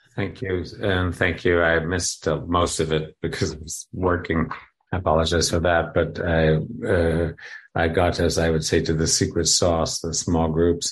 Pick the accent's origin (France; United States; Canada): Canada; moved away; I come from Canada